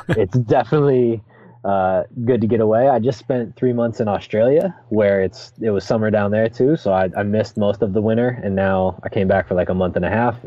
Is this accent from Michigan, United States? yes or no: no; Seattle, Washington, United States; also born or lived in Los Angeles; I'm from Seattle. I went to college down in L.A.